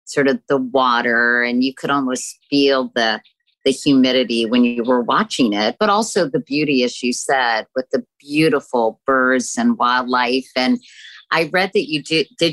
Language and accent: English; Virginia, United States; I'm from Virginia and I've spent a lot of time in the South in the summer